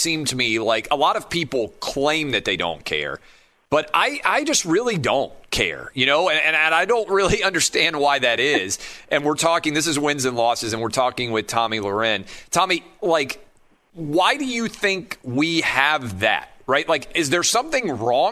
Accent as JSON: {"language": "English", "region": "the South", "country": "United States", "tie": "born or raised there", "also_born_or_lived": "Washington, D.C.", "moved": "as an adult", "said": "I grew up in the South and everybody was pretty nice"}